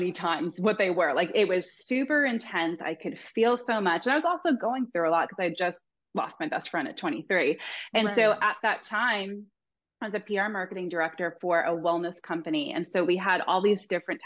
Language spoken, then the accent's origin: English; Long Island, New York, United States; now in Laguna Beach, United States; I'm originally from Long Island, New York